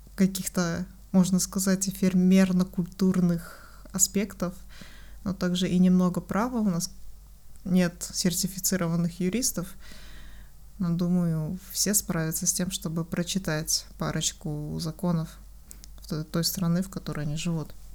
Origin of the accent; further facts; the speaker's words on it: Kazakhstan; Мы все выходцы из Казахстана